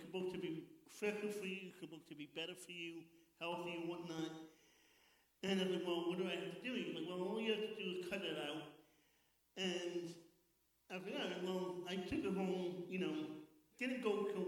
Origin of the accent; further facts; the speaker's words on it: New York City, New York, United States; I'm born and bred in Queens, New York.